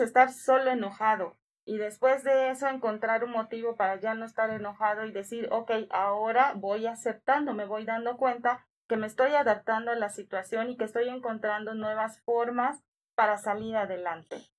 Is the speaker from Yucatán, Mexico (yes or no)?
yes; Yucatán, Mexico; moved away; en mi tierra, en Yucatán